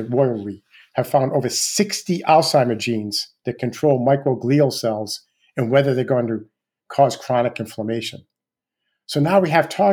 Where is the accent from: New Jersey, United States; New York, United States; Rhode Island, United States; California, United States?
Rhode Island, United States; Rhode Island, my home state